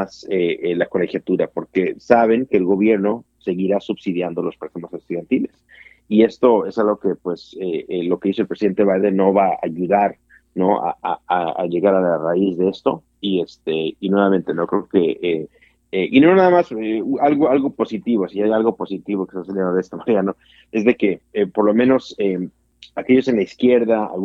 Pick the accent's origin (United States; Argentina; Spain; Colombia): United States; para vivir soy americano